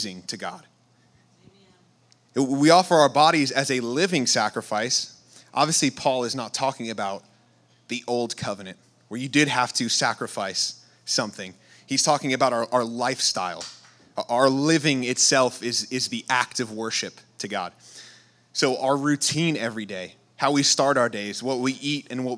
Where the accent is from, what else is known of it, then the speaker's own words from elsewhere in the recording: New York, United States; moved away; I'm from New York